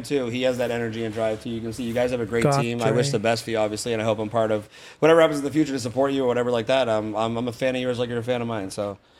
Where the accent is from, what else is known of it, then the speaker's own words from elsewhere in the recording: Boston, Massachusetts, United States; now in Fort Myers, United States; I'm still from Boston